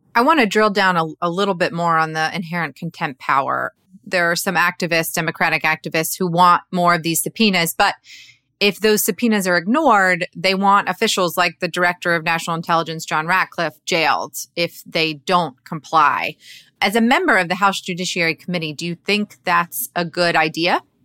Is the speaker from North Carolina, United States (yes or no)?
no; Georgia, United States; Georgia, my home state